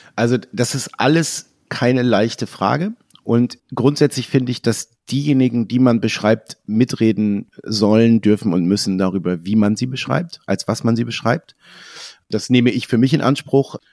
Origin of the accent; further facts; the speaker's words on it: a small village in Lower Saxony, Germany; Meine Eltern äh, haben ein Haus gebaut, als ich ein Kind war, in einem kleinen Dorf in Niedersachsen